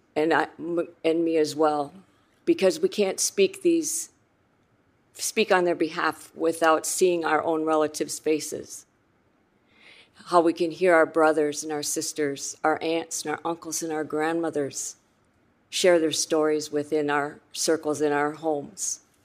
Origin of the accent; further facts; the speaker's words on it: Rosebud Reservation, South Dakota, United States; I'm from the Rosebud Reservation in South Dakota